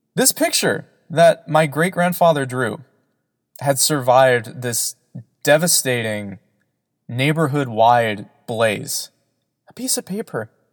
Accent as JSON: {"language": "English", "region": "Southern California", "country": "United States", "said": "I am from Southern California"}